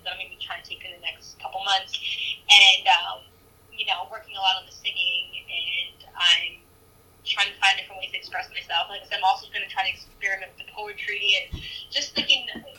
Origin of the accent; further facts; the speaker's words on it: New York, United States; I'm from New York